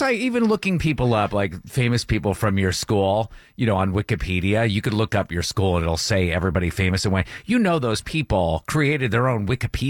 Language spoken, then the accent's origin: English; Brattleboro, Vermont, United States; born or raised there; moved away as an adult; now in Atlanta, United States